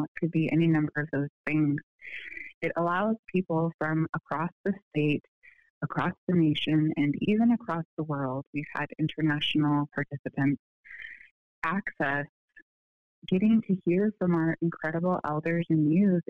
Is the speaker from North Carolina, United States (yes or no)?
no; Unalakleet, Alaska, United States; now in Anchorage, United States; I come from Unalaslik